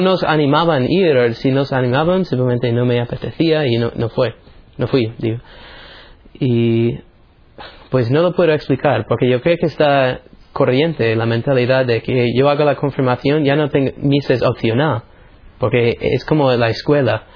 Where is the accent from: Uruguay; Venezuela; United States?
United States; soy de los Estados Unidos.